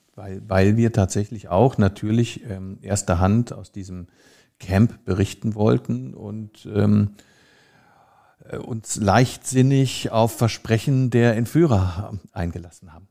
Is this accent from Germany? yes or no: yes; Rhineland, Germany; moved away as an adult; also born or lived in London; now in Hamburg, Germany; Ich als Rheinländer